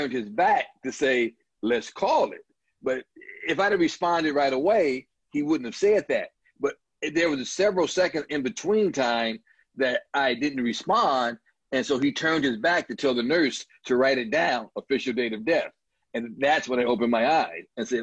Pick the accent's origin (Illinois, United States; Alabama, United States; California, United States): Illinois, United States; Chicago; I was born in Wentworth Gardens, down the street from Comiskey Park, a block, which is why I'm such a huge White Sox fan. Then we moved over to Ida B. Wells, which is about a mile or so away, 38th Street and Rhodes